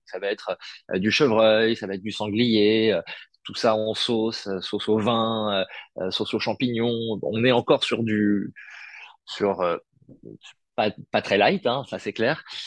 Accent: Paris, Île-de-France, France; je suis né à Paris

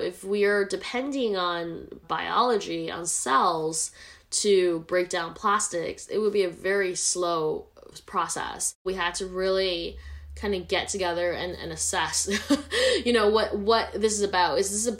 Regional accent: Vancouver, British Columbia, Canada; I grew up in Vancouver, Canada, where nature is always a big part of my upbringing.

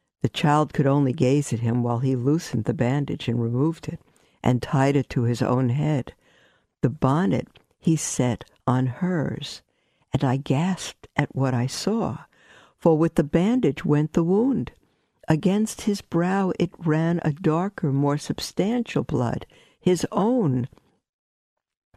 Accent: New York City, New York, United States; I grew up in Brooklyn, we had peddlers walking

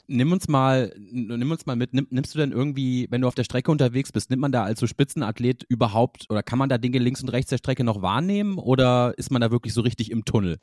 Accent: Hamburg, Germany; ich komme ja aus Hamburg

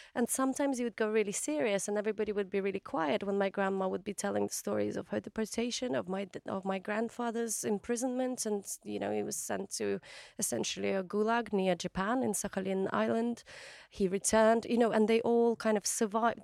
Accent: Kakhovka, Kherson Oblast, Ukraine; moved away; my hometown, Old Kahovka

